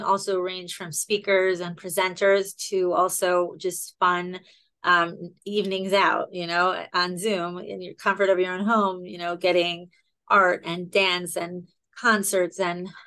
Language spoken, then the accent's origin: English; Baltimore, Maryland, United States; I'm from Baltimore, Maryland